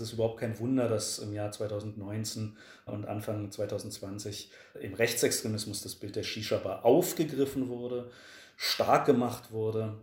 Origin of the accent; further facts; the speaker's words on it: Berlin, Germany; in meiner Heimatstadt Berlin